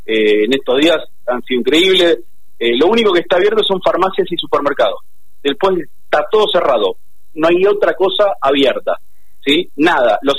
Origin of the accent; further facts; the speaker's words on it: Argentina; Nos tenemos que cuidar entre nosotros como argentinos